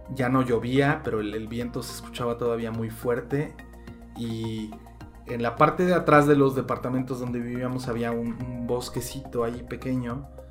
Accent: Mexico; como mexicano estando lejos

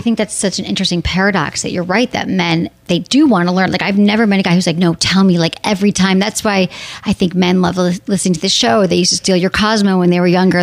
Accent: Michigan, United States; my home state, Michigan

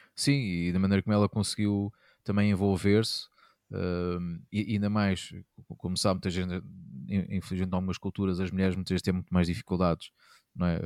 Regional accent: Castelo Branco, Portugal; sempre me habitei desde miúdo lá, lá em Castelo Branco

